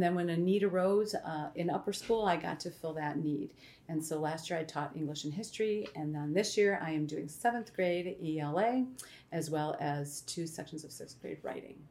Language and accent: English; Illinois, United States; moved away as an adult; I am an Illinoisan. Um, I grew up in Illinois, spent most of my life there